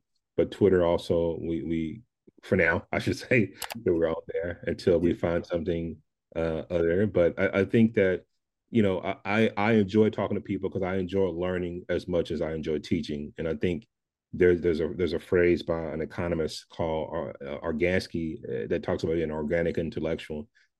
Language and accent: English; the South, United States; I'm from the South, and we have this thing called Southern hospitality